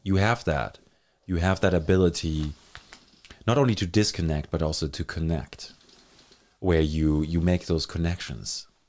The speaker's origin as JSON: {"language": "English", "country": "Germany", "tie": "born or raised there", "second_language": "English", "moved": "yes", "lives_now": "Thunder Bay, Canada", "said": "I grew up in Germany."}